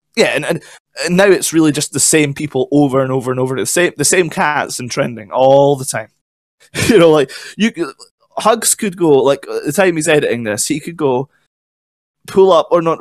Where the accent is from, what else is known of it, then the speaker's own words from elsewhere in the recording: Scotland, United Kingdom; I'm Scottish